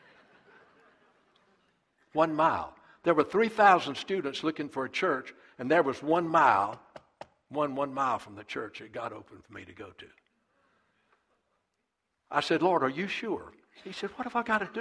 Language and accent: English; South Carolina, United States; moved away as an adult; also born or lived in Texas; I was pastoring Eastview Baptist Church right outside of my hometown, about 15 minutes from my mother and dad's house